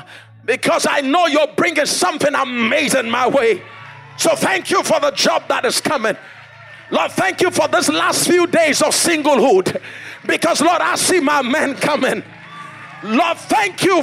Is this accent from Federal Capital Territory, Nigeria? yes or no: yes; Abuja, Federal Capital Territory, Nigeria; I come from Africa. By now you should know. Come from Africa. Come from Abuja. Come from Nigeria.